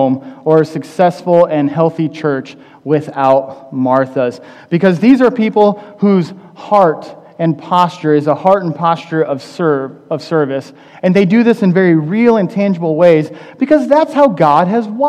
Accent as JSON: {"language": "English", "region": "Midwest", "country": "United States", "said": "I'm from the Midwest"}